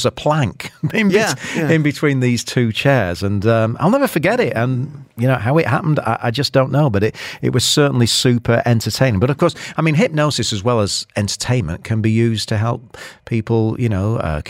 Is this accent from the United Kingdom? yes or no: yes; Shaw, North West England, United Kingdom; moved away; I'm from a place called Shaw in Greater Manchester